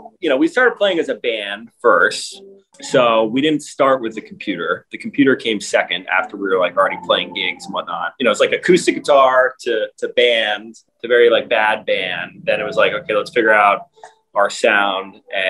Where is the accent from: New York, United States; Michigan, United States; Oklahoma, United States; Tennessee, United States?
New York, United States; So I knew James growing up in New York. We went to the same middle school.